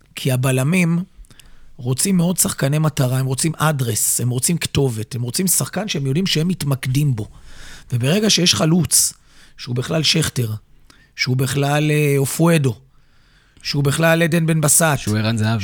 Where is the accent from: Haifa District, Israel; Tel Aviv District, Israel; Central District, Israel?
Central District, Israel; Petah Tikva; הפועל פתח תקווה זה קבוצת נעוריי, מקום שגדלתי בו